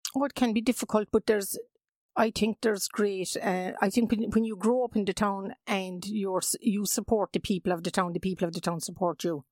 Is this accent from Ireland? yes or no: yes; Mallow, Munster, Ireland; I grew up in Mallow, yes. I had a lovely childhood there